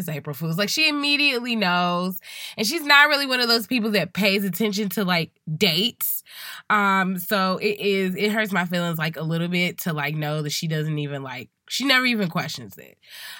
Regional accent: Chicago, Illinois, United States; And as a Chicagoan, I have been waiting my due diligence through this last hard winter.

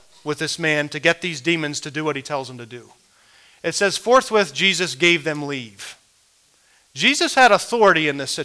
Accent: Midwest, United States; as a young man growing up in the Midwest

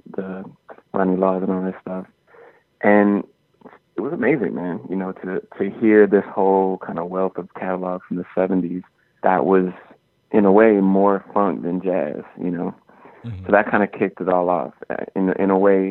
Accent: Minneapolis, Minnesota, United States; growing up in Minneapolis

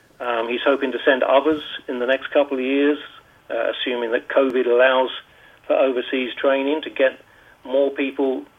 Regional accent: Hastings, South East England, United Kingdom; accent: UK accent; now in Bermuda; I was born in Hastings in Sussex in the south.

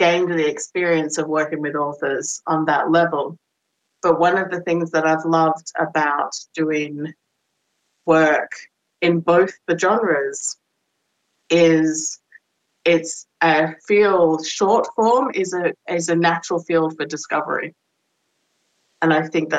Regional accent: Australia; moved away as an adult; I'm Australian

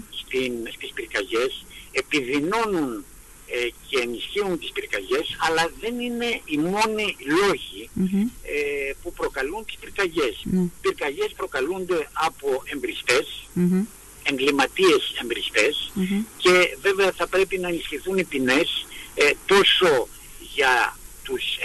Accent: Greece

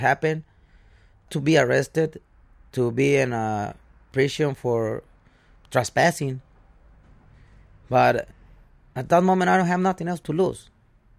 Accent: Guadalajara, Jalisco, Mexico; English is a second language; moved away as an adult; now in Chicago, United States; I've grown in Guadalajara, Mexico with my stepfather

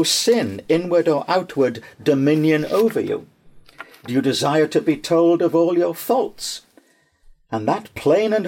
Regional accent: Newcastle upon Tyne, North East England, United Kingdom; my hometown of Newcastle upon Tyne

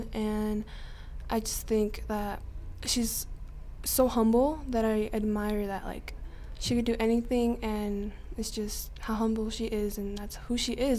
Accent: Gillette, Wyoming, United States; now in Rock Springs, United States; I was born in Gillette, Wyoming. I'm 18.

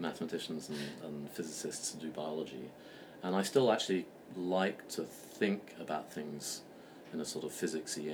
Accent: London, United Kingdom; moved away as an adult; also born or lived in Berkeley / Boston; in 2005, I came back to London, which is my hometown

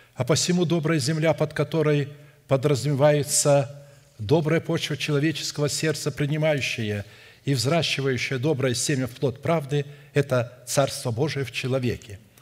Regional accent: Irkutsk, Irkutsk Oblast, Russia; Я родился в Сибири, в Иркутске

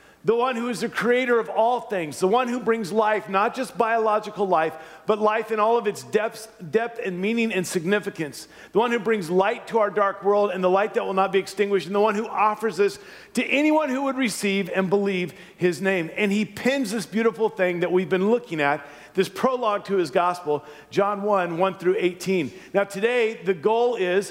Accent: Louisiana, United States; moved away; I was born and raised in Louisiana

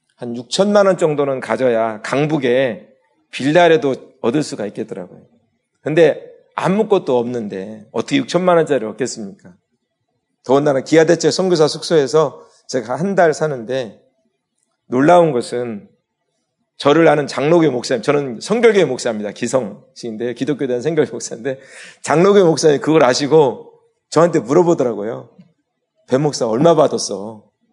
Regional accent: Daejeon, South Korea; moved away as an adult; now in Palawan, Philippines; 중학교 2학년 때 저희가 살던 집이 교회가 됐어요. 대전에서

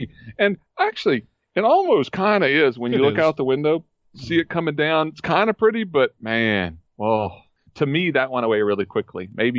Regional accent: Georgia, United States; moved away as an adult; now in West Virginia, United States; I'm from Georgia, so I'm used to more mild winters

